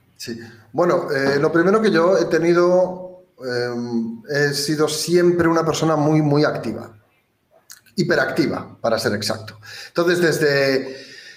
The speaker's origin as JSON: {"language": "Spanish", "area": "province of Ourense", "region": "Galicia", "country": "Spain", "tie": "born or raised there", "moved": "yes", "lives_now": "Gran Canaria, Spain", "said": "gallego de nacimiento, de la provincia de Ourense"}